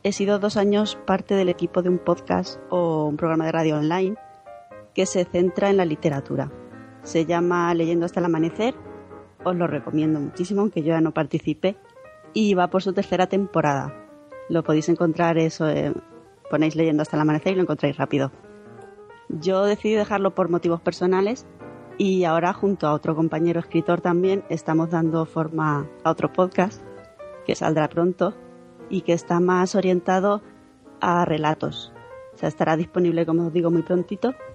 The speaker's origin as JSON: {"language": "Spanish", "town": "Albacete", "region": "Castilla-La Mancha", "country": "Spain", "moved": "as an adult", "lives_now": "Madrid, Spain", "said": "aunque soy de Albacete, llevo 8 años ya en Madrid"}